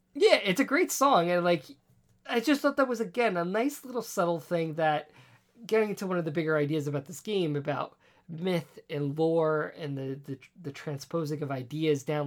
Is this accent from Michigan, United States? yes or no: no; New York City, New York, United States; growing up on Staten Island, being an island